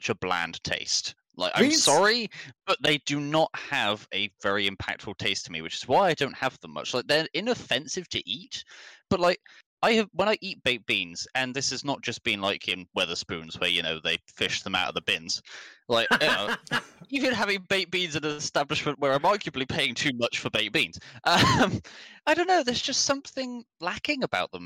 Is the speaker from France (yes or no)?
no; England, United Kingdom; I'm the most offensively English Englishman who's ever lived